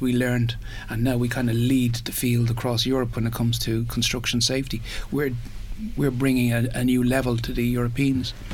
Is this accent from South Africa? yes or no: no; Ireland; we did what we always do as Irish